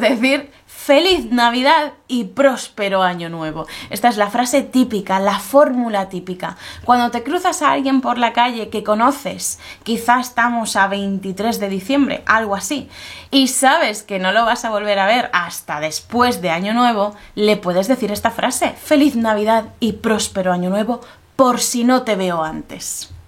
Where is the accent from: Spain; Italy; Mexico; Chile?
Spain